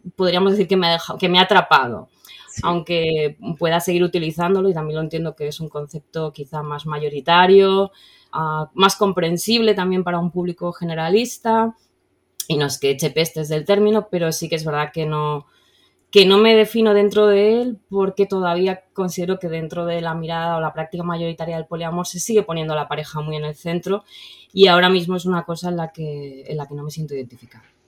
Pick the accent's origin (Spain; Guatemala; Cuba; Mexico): Spain; Valencian Community; como buena chiqueta valenciana